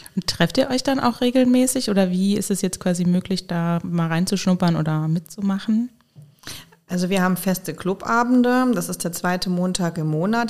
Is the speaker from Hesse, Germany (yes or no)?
yes; Hesse, Germany; moved away as an adult; now in Koblenz, Germany; Ich komme äh, ursprünglich aus Hessen